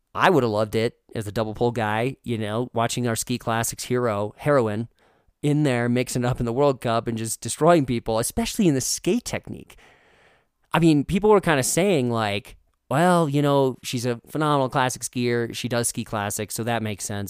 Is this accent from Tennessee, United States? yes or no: no; Moorhead, Minnesota, United States; moved away; I grew up in Moorhead